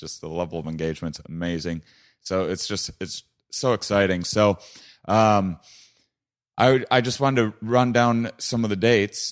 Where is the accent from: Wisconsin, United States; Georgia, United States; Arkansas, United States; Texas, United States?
Wisconsin, United States; La Crosse; my hometown of Lacrosse, Minneapolis